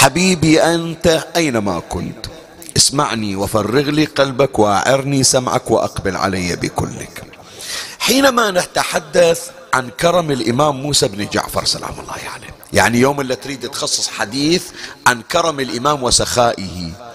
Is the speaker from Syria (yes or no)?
no; Bahrain; احنا عندنا في البحرين